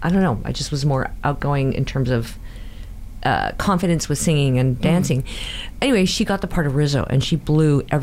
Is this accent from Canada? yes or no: yes; Burnaby, British Columbia, Canada; We grew up in Burnaby